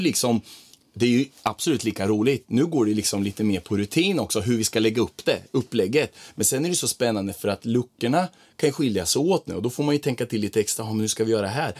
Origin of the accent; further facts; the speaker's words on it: Croatia; now in Sweden; nere i mitt hemland i Kroatien där jag är ifrån där hälsar alla på varandra